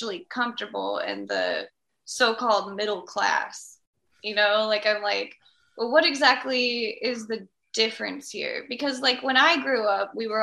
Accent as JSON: {"language": "English", "region": "Midwest", "country": "United States", "said": "I'm from the Midwest"}